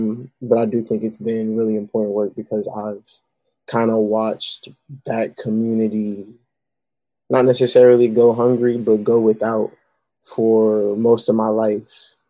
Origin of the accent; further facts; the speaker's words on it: Raleigh, North Carolina, United States; I grew up in Southeast Raleigh